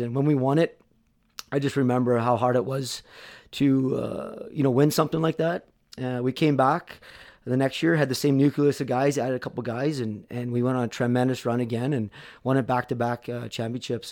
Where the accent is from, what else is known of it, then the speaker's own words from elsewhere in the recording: Fort McMurray, Alberta, Canada; moved away as an adult; also born or lived in Michigan; play for my hometown junior hockey